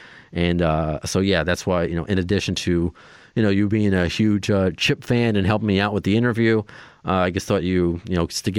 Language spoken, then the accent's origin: English; Long Island, New York, United States; I'm from Long Island. I'm working in New York City right now. I'm in Tribeca.